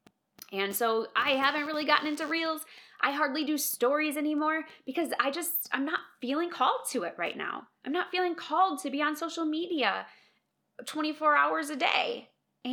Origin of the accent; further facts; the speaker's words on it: Minnesota, United States; moved away as an adult; now in Colorado, United States; I know I'm not a Minnesotan anymore. I'm a Coloradan, but I'm a Minnesotan at heart